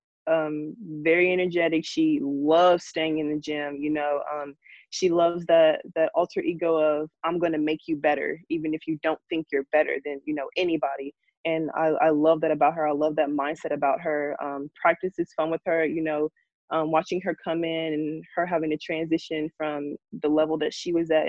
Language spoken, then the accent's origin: English; Memphis, Tennessee, United States; born or raised there; moved away as an adult; now in Little Rock, United States